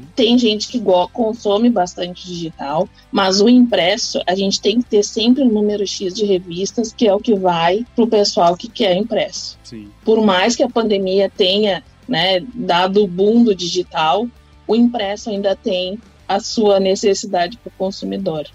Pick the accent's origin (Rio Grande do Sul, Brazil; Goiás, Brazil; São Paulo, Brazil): Rio Grande do Sul, Brazil; Bagé; eu sou de Bagé, Rio Grande do Sul